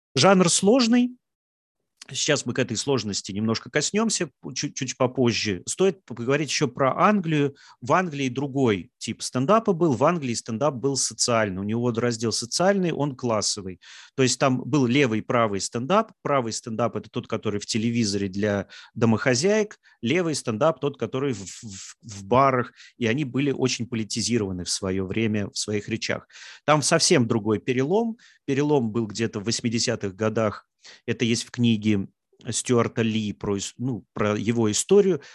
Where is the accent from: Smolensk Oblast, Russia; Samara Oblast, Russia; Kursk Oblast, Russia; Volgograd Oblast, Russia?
Samara Oblast, Russia; Samara; я из Самары, там есть очень хорошие стендап-комики